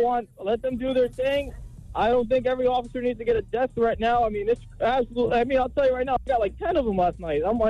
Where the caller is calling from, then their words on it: Florida, United States; I'm calling from Florida.